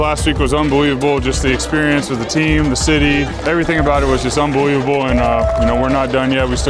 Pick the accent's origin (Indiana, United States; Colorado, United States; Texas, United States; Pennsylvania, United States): Texas, United States; growing up in Texas where football's so big